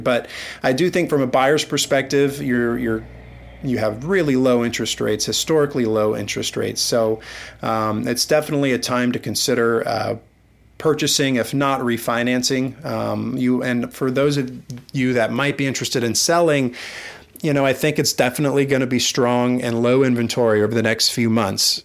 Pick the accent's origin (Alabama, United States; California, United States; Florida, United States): Florida, United States; Amelia Island; I was from Amelia Island